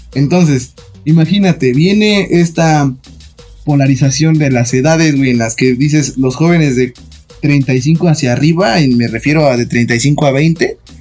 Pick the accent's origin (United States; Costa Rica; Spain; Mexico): Mexico; somos mexicanos